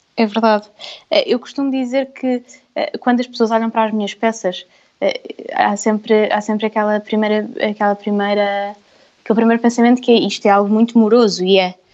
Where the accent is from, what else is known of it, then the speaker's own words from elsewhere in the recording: Vila Franca de Xira, Lisbon, Portugal; nasci em Vila Franca e na minha família somos muitas mulheres